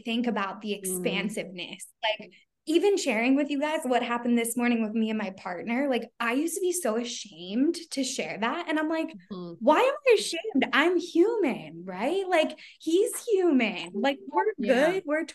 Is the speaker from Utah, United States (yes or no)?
no; Philadelphia, Pennsylvania, United States; I'm from Philly. So I don't know if you guys can hear it, but like a lot of people in my area, like we don't like eloquently talk